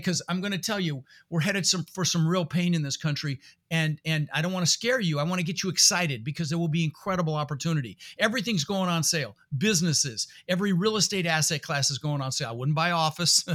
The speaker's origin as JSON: {"language": "English", "town": "Denver", "region": "Colorado", "country": "United States", "tie": "born or raised there", "also_born_or_lived": "Netherlands", "second_language": "English", "said": "I was born in the Netherlands, you know, think wooden shoes and windmills. Uh, immigrated when I was six years old with my brother Albert and my mother Zvonta. Uh, we ended up in Denver, Colorado"}